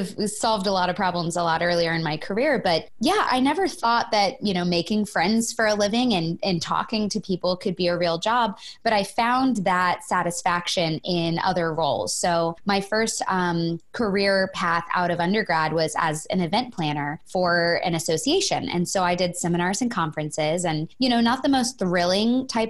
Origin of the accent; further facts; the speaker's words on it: Florida, United States; moved away as an adult; now in Los Angeles, United States; I'm born and raised in Florida and moved out to Los Angeles about 8 years ago